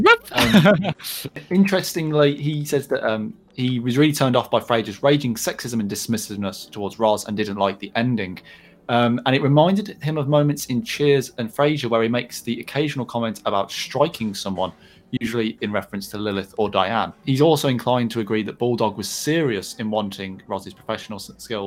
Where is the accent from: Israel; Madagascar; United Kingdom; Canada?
United Kingdom; England; speaking as an English sports fan